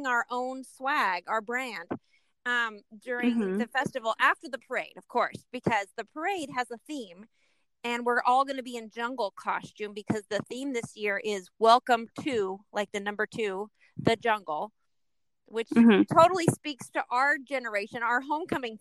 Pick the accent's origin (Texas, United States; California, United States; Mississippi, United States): California, United States; we were raised in California